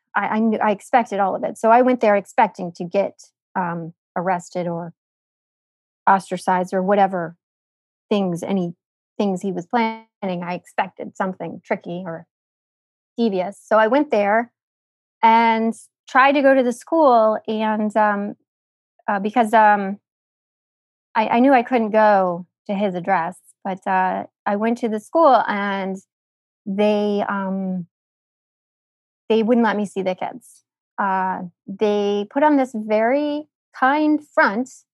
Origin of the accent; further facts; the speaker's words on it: United States; I'm American